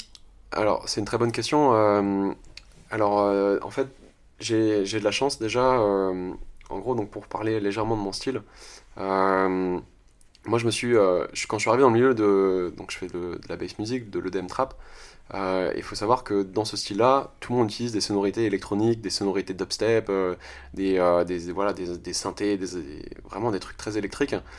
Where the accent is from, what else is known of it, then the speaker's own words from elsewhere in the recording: France; je suis français